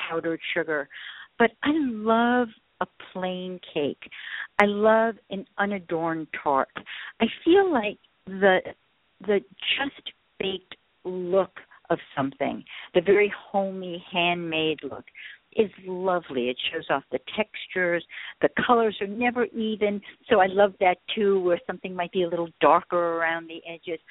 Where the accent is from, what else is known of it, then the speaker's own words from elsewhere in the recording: New York, United States; also born or lived in Paris; I'm a New Yorker